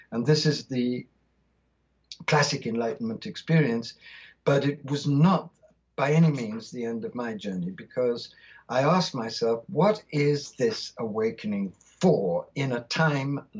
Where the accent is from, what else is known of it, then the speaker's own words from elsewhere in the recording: India; born there; I was born in India in 1952, and I was born of British parents, but my father had Indian blood.